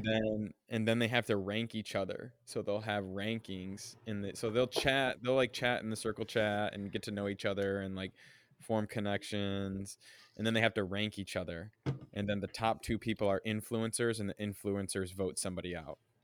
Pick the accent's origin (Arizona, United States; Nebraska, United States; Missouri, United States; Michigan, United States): Michigan, United States; moved away; also born or lived in Hong Kong; I'm from Michigan. I'm from the Midwest